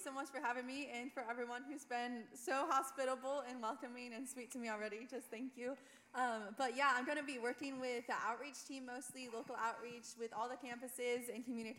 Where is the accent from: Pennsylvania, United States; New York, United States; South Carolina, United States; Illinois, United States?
New York, United States; Corning; moved away as an adult; also born or lived in Indiana; I'm originally from Corning, New York, but I just graduated from Indiana Wesleyan University in December of last year.